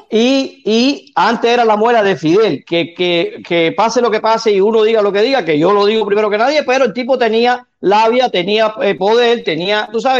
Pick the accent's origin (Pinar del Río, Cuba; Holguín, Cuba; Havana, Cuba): Pinar del Río, Cuba; Sandino; Yo, yo se lo dije a protesta, de ahí soy yo. Yo nací en Sandino